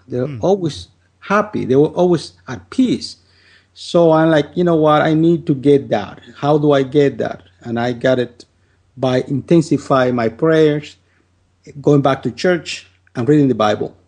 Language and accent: English; Dominican Republic; moved away as an adult; now in United States; I'm from the Dominican Republic, and I lived in my country uh, for 25 years. Then I came to the United States